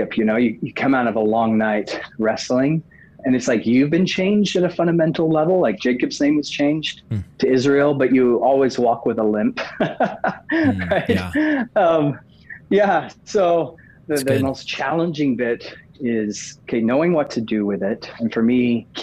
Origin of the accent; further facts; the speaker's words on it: Oxford, South East England, United Kingdom; moved away; also born or lived in Hawaii; I was actually born in Oxford. So it was like going back home in some ways for me.